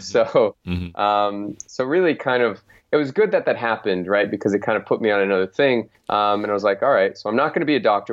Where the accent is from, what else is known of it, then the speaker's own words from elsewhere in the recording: Phoenix, Arizona, United States; there was a sports team in in my hometown called the Phoenix Suns